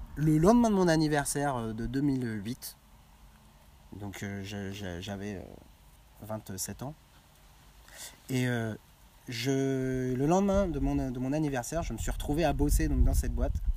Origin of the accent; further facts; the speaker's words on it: Quevillon, Normandy, France; mon bled de Quevillon